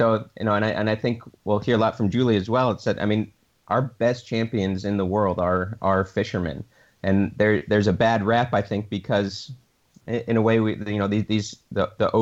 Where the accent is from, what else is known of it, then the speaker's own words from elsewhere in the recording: Michigan, United States; I was born in a small town in Michigan. It's in the Midwestern US and actually on Lake Michigan